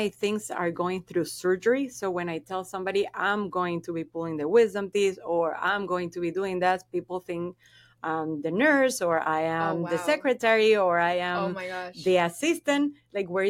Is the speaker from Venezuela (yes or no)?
yes; Venezuela; first language Spanish; English is a second language; moved away as an adult; now in Florida, United States; I am from Venezuela